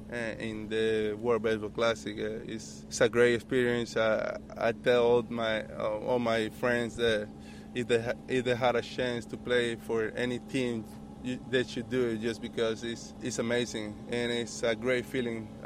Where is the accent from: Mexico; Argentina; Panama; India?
Panama; Panama is a big baseball country, and uh, we we just love uh, watching baseball, playing baseba